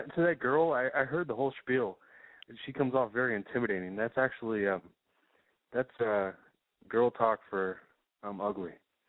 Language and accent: English; Kentucky, United States; I am 26 years old. I am from Kentucky.